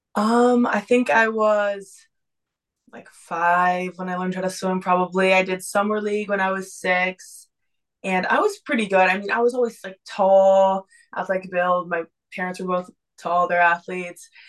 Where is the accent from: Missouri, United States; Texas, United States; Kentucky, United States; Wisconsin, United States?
Texas, United States; also born or lived in Boston; now in Miami, United States; I'm originally from Texas, then I moved to Boston, and now I'm here swimming at the University of Miami